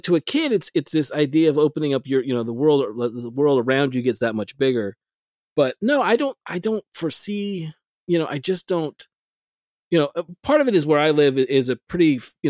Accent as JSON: {"language": "English", "region": "South Texas", "country": "United States", "tie": "born or raised there", "said": "in my hometown, South Texas"}